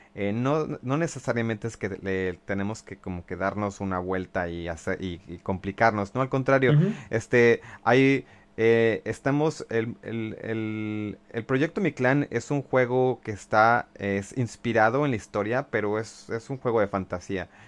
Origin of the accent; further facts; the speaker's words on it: Mexico; todos como mexicanos